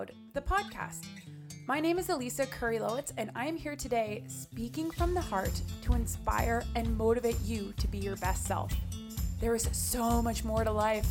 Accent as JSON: {"language": "English", "town": "Manotick", "region": "Ontario", "country": "Canada", "tie": "born or raised there", "lives_now": "Ottawa, Canada", "said": "I grew up in Manotick, but for the past 3 years or so, I've been living in downtown Ottawa"}